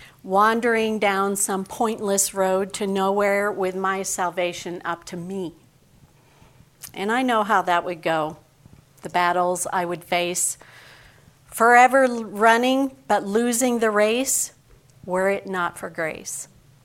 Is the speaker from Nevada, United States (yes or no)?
yes; Henderson, Nevada, United States; born there; I was born in Henderson, Nevada, which is a suburb of Las Vegas.